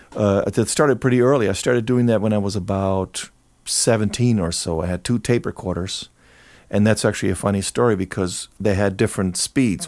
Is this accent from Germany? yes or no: yes; near Cologne, North Rhine-Westphalia, Germany; moved away as an adult; now in Los Angeles, United States; I grew up in Germany. Um, in Cologne, very close, small town close to Cologne